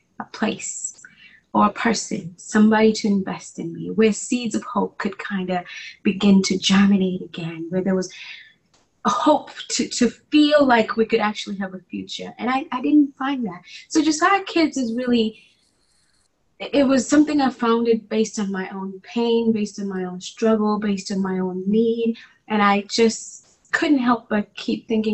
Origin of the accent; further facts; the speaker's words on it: Nairobi, Kenya; moved away as an adult; also born or lived in New Jersey / Oklahoma / Atlanta; I was born and raised in Nairobi, Kenya